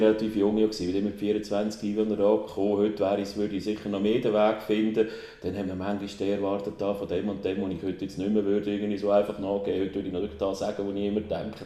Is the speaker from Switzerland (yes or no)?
yes; Aarau, Aargau, Switzerland; also born or lived in Bern; Aarau, äh, ich bin hier geboren, alle Schule gemacht